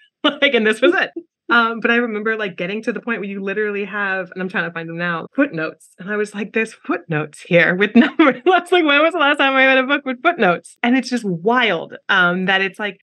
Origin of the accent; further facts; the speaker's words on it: New York, United States; I grew up in New York